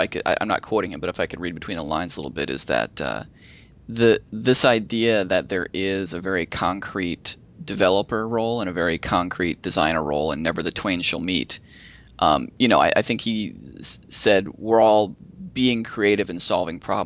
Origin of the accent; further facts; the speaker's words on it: Minnesota, United States; moved away; I grew up in Minnesota